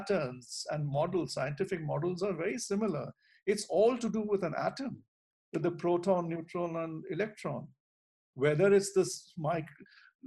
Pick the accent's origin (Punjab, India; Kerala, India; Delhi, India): Delhi, India; when I was growing up in Delhi